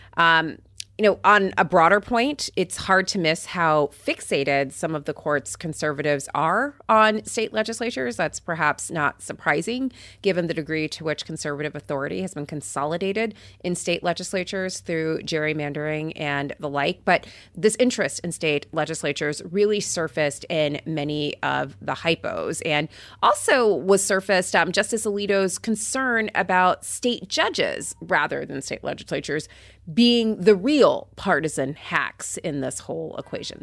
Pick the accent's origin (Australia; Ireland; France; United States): United States; Port St. Lucie, Florida; I grew up in Port Saint Lucie where there was a nuclear power plant that powered our city